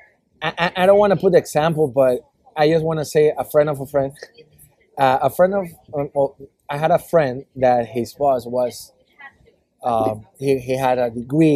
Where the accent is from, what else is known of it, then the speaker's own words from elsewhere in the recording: Ecuador; moved away as an adult; I come from South America. I was like second in command in graphic designer in a TV channel